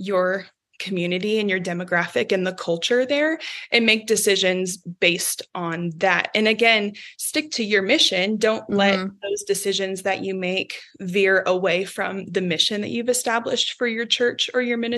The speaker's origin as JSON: {"language": "English", "town": "Kansas City", "country": "United States", "also_born_or_lived": "Wichita, Kansas", "moved": "as an adult", "lives_now": "Colorado Springs, United States", "said": "I'm from Kansas City"}